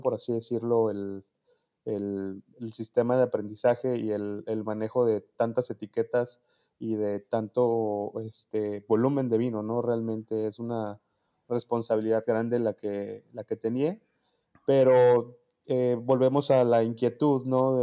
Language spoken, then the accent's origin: Spanish; Toluca, State of Mexico, Mexico; yo soy de Toluca, Estado de México